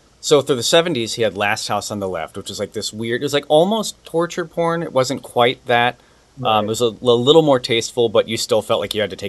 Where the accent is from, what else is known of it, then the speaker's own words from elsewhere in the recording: Ohio, United States; growing up in Ohio, I just kind of romanticized Hollywood.